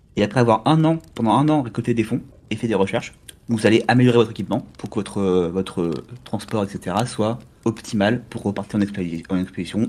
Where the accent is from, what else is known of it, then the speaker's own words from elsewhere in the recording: Normandy, France; je suis normand, donc je suis près de la mer.